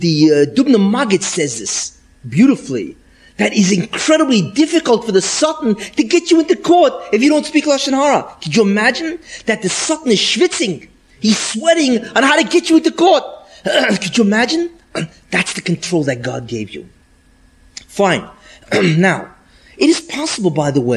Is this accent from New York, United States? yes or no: yes; New York, United States; I'm from New York.